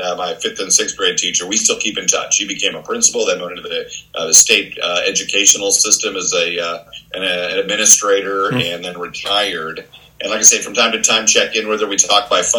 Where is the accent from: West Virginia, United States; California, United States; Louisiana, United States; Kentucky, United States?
California, United States; Santa Clarita; moved away as an adult; also born or lived in Tokyo / Australia / Hawaii / New York; I grew up in Santa Clarita, California, in a suburb just north of Los Angeles